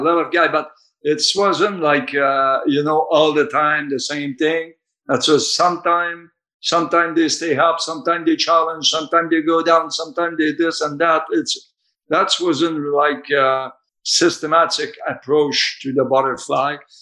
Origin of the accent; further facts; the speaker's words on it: Canada; I'm coming from Canada